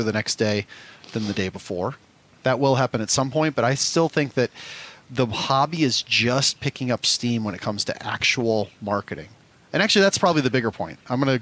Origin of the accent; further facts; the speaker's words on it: Omaha, Nebraska, United States; I come from Omaha, Nebraska. I had one Walmart I went to as a kid